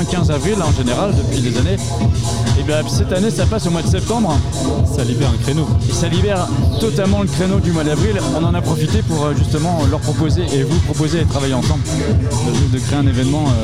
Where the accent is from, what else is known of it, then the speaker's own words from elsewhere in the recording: Dinan, Brittany, France; étant donné que je viens de la région de Dinan, c'est un peu sur la route pour rentrer chez moi